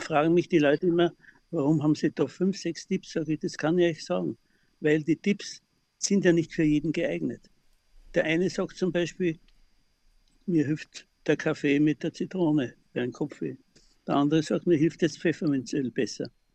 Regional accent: Klosterneuburg, Lower Austria, Austria; ich wohne ja seitdem ich geboren bin in Klosterneuburg im Haus meines Großvaters

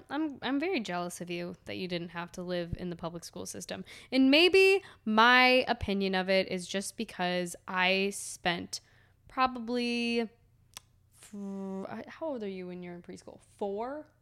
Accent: Cleveland, Ohio, United States; I was born and raised in Cleveland.

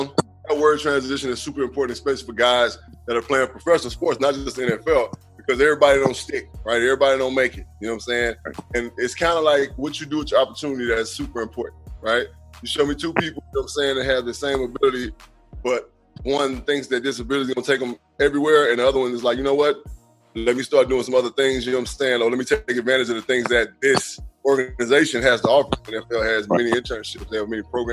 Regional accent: McComb, Mississippi, United States; I'm from the south. I'm from Macomb, Mississippi

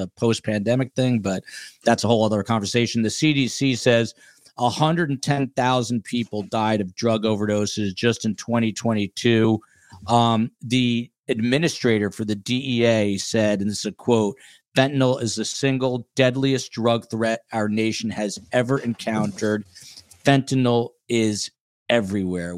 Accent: Toms River, New Jersey, United States; My hometown, Toms River, New Jersey

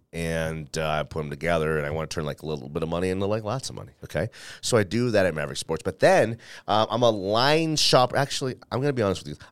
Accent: Denver, Colorado, United States; I'm a guy who went to college here, went to school here, um, who happened to, you know, work in the newspaper industry here when that was a thing. And now I'm doing radio here

